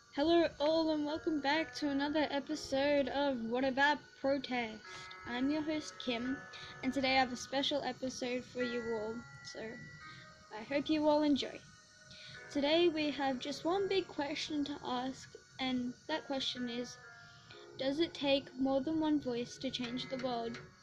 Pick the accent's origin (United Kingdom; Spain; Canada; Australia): Australia; I'm not American, so like, um, we don't have presidents here in Australia